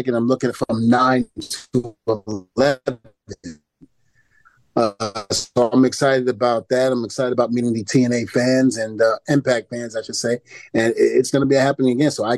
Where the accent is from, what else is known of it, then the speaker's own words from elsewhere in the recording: New York City, New York, United States; also born or lived in New Rochelle, New York; Even though I'm from Brooklyn, New York, I spent a little time in New Rochelle, New York